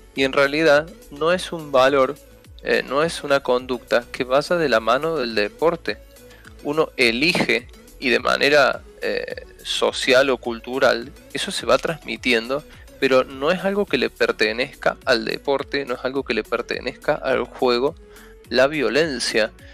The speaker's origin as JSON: {"language": "Spanish", "country": "Argentina"}